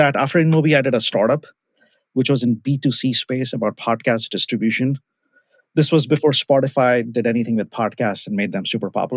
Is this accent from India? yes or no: yes; India; moved away as an adult; now in United States; I grew up in India, bachelor's in computer science. I came to the US, did master's in computer science